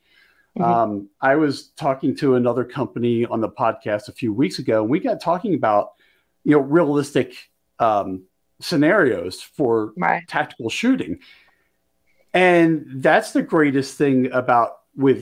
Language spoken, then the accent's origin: English; Bensalem, Pennsylvania, United States; also born or lived in Maryland / Delaware; now in Montana, United States; I grew up just outside of Philly. I actually grew up in Bent Salem